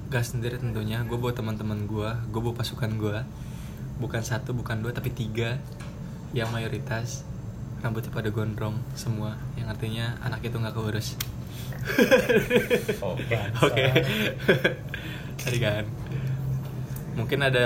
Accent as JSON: {"language": "Indonesian", "town": "Bogor", "region": "West Java", "country": "Indonesia", "said": "gue orang Bogor agama gue agama sebelum Wali Songo"}